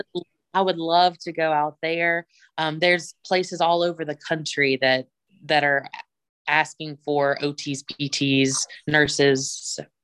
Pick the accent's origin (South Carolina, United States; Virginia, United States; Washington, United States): Virginia, United States; Bluefield; moved away as an adult; I, am from Bluefield, Virginia